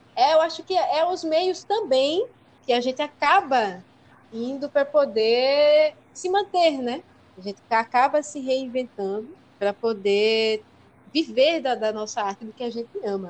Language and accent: Portuguese; São Lourenço da Mata, Pernambuco, Brazil; eu sou de São Lourenço, né? E lá em São Lourenço é, não tinha muitos espaços né, para a gente estudar música